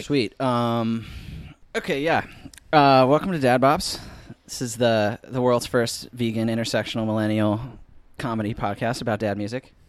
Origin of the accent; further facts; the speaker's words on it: Dexter, Michigan, United States; we're both from Dexter, Michigan